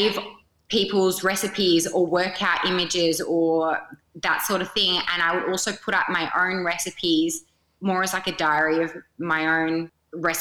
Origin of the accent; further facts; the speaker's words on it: Perth, Western Australia, Australia; I am from Perth.